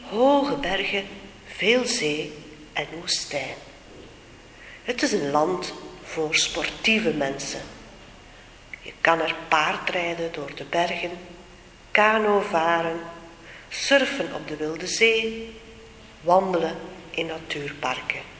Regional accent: Chile; now in Netherlands; Ik kom uit Chili. Chili is een heel mooi land. Het is een heel lang, smal land.

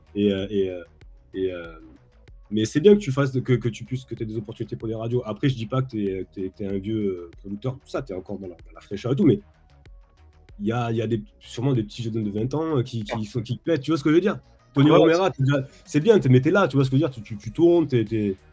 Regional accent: France; moved away as an adult; now in Los Angeles, United States; en tant que Français

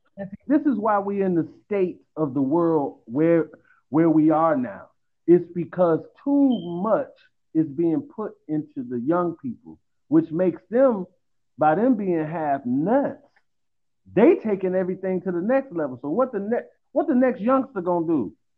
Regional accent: Chicago, Illinois, United States; I'm from Chicago

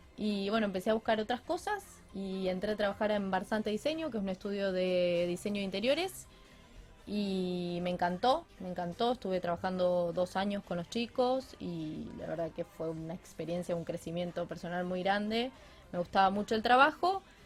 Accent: Rafaela, Santa Fe, Argentina; moved away as an adult; now in Rosario, Argentina; no volvería a Rafaela

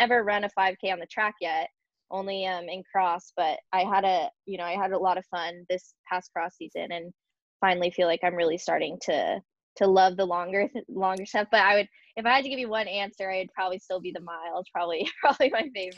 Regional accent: San Marcos, California, United States; that college is in my hometown, San Marcos

